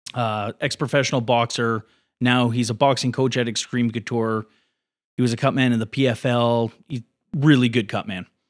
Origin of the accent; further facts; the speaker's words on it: Port Coquitlam, British Columbia, Canada; also born or lived in New Westminster / Burnaby; I was born in New West, but I, I, uh, was raised in Porquitlam.